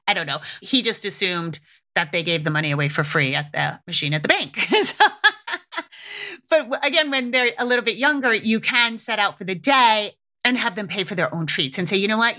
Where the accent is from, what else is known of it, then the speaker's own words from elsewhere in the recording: New England, United States; I grew up in New England